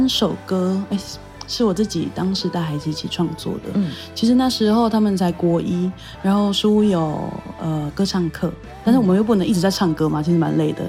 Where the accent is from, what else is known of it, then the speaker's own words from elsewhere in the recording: Taitung County, Taiwan; 我是台东人。